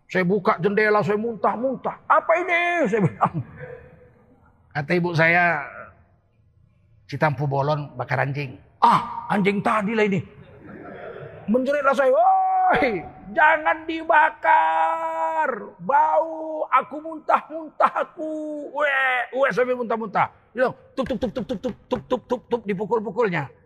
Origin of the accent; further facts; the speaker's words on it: Medan, North Sumatra, Indonesia; moved away as an adult; now in Jakarta, Indonesia; Dan saya ini tinggal di Medan, lahir di Medan. Sampai sarjana, sampai dosen di USU, saya masih di Medan. Tahun 1998 akhir baru saya pindah ke Jakarta.